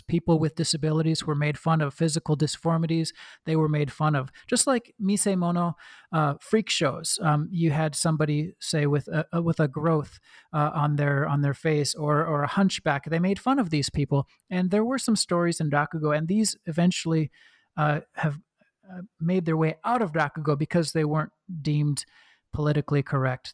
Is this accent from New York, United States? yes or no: no; Oregon, United States; accent: Midwestern; now in Sydney, Australia; I was born and raised in Oregon